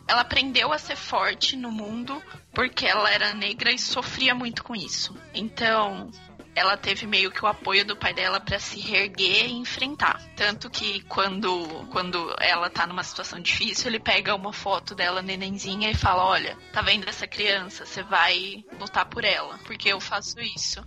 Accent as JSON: {"language": "Portuguese", "town": "Jundiaí", "region": "São Paulo", "country": "Brazil"}